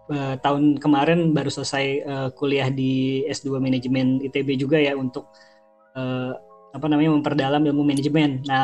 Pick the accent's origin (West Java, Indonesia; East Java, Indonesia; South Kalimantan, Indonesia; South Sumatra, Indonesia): West Java, Indonesia; Bogor; born there; umur gue sekitar eh, uh, 30 tahunan, gue lahir di Bogor.